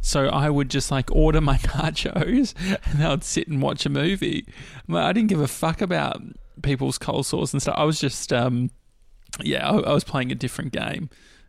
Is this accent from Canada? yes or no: no; Dandenong, Victoria, Australia; I grew up near Dandenong